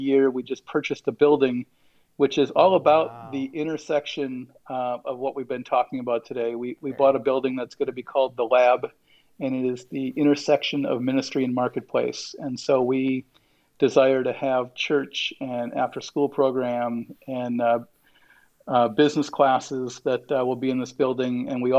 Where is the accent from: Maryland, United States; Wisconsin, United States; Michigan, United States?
Wisconsin, United States; I grew up in Wisconsin, so we're not fancy